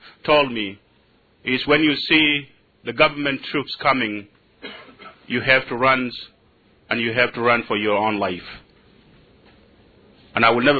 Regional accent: South Sudan; moved away; I'm from Sudan. I'm a Shuluk by tribe, and I'm a Christian.

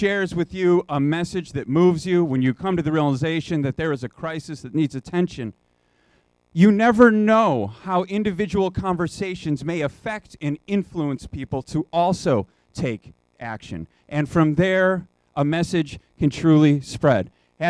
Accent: Chicago, Illinois, United States; also born or lived in San Francisco; return to my hometown of Chicago. And when I came back in 2008

